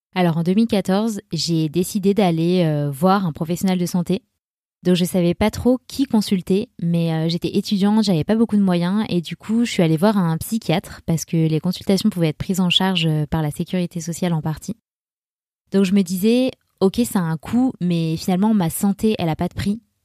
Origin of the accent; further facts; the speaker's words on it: Grenoble, Auvergne-Rhône-Alpes, France; now in Annecy, France; je viens de Grenoble et je vis à Annecy